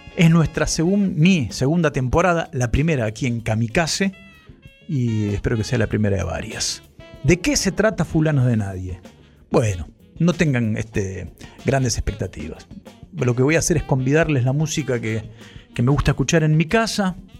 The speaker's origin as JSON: {"language": "Spanish", "town": "Ituzaingó", "region": "Buenos Aires Province", "country": "Argentina", "tie": "born or raised there", "said": "yo sé que esto lo hacemos desde Ituzaingó y es mi pueblo natal, es mi ciudad natal"}